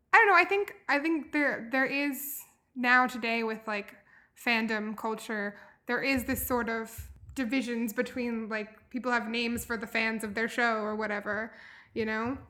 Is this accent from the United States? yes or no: yes; Louisville, Kentucky, United States; I grew up here in Louisville in the city